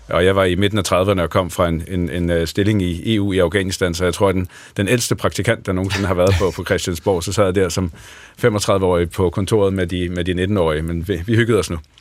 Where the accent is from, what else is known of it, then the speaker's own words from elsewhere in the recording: Lolland, Zealand, Denmark; now in Horsens, Denmark; jeg kommer fra Lolland, men er, bor i dag øh, lidt uden for Horsens.